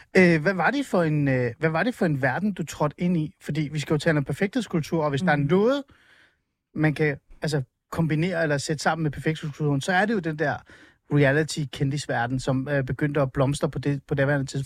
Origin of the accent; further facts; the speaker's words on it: Hornbæk, Capital Region of Denmark, Denmark; also born or lived in Helsingør; jeg er jo fra Helsingør. Altså, i virkeligheden så er jeg fra Hornbæk, meget Nordsjælland